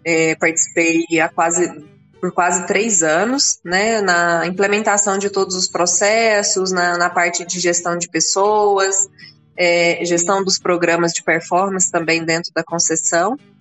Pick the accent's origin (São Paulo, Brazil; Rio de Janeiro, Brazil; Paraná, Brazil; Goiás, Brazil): Goiás, Brazil; Rio Verde; Eu, eu nasci em Rio Verde, logo criança fui é. morar na fazenda fui criada na roça até vir para a escola